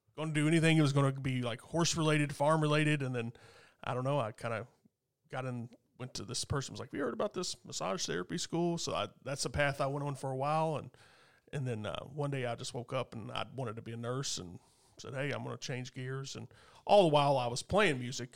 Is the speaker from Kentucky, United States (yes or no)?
yes; Goshen, Kentucky, United States; out in Goshen area, Skylight, where I grew up